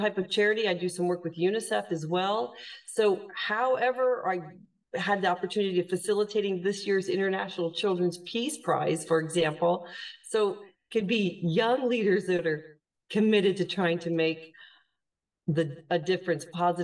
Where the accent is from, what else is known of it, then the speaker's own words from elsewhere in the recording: United States; moved away as an adult; now in Ireland; I am an American. As you mentioned, we're talking from across the ocean. I live full-time in Europe, in Ireland now